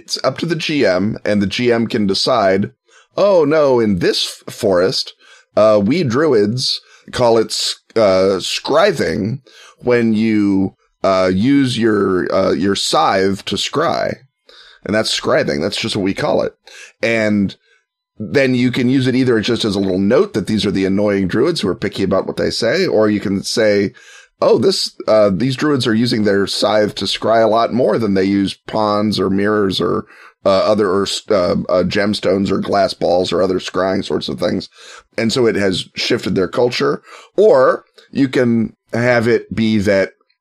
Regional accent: United States; I'm the American one

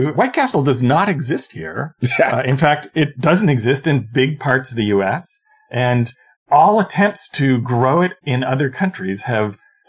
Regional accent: Canada; I'm Canadian.

